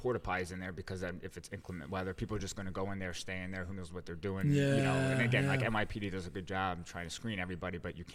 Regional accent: New Jersey, United States; growing up in New Jersey

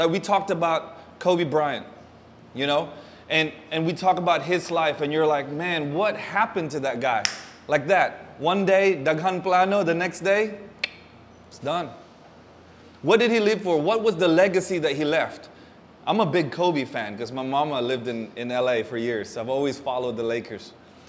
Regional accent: Davao City, Davao Region, Philippines; moved away; I'm half Filipino, half American. I was born in San Pedro Hospital. Kung mama is Pinay, kung papa is Americano, so I'm a mocha latte. So I'm just like you guys. I'm a Dabawenyujud. I was born here, but I left.

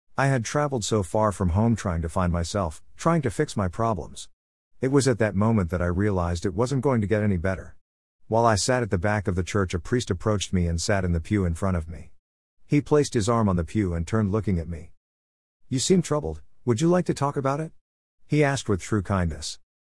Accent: South Carolina, United States; back to South Carolina. It was snowing when my bus pulled up to my home state

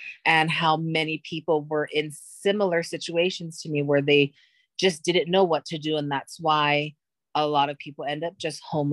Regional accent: Hawaii, United States; I was born and raised in Hawaii

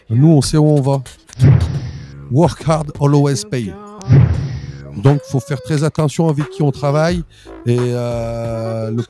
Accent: Auvergne-Rhône-Alpes, France; born there; je suis né en Maurienne, en montagne. Après, j'ai fait une faculté à Chambéry

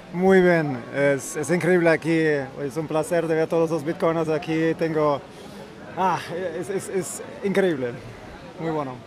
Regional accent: Germany; Spanish is a second language; now in El Salvador; Como soy alemán

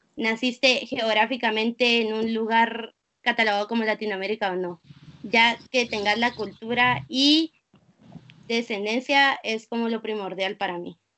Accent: Guatemala; moved away as an adult; also born or lived in Singapore; now in United States; nací en Guatemala

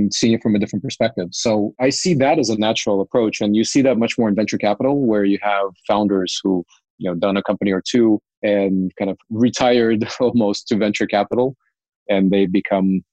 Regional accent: Cupertino, California, United States; also born or lived in Ukraine; grew up in Cupertino, went to the same high school as Steve Jobs

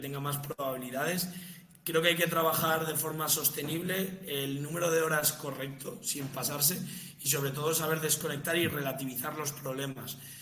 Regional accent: Las Rozas, Community of Madrid, Spain; soy de Las Rozas

